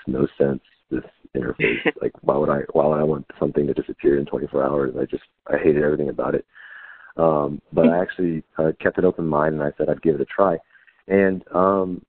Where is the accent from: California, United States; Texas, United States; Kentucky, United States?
Texas, United States; also born or lived in Houston / Austin; I was born and raised in Texas. I spent my whole life here.